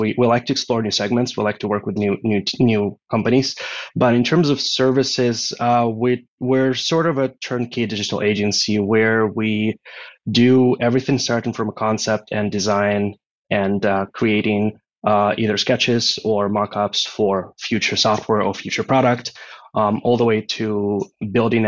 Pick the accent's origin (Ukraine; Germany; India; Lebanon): Ukraine; moved away as an adult; now in Austin, United States; I'm originally from Ukraine, so that was in Europe.